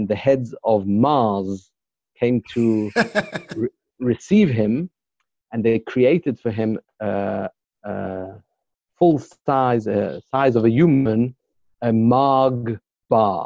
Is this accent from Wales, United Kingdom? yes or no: no; London, United Kingdom; accent: British; moved away as an adult; now in Jerusalem, Israel; I grew up in London, England. And then before I married, I went to study in yeshiva in Jerusalem. And I've been there since.